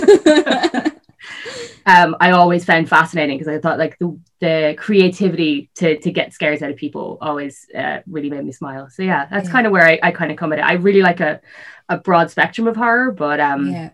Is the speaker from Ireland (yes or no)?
yes; North County Dublin, Leinster, Ireland; I grew up in North County Dublin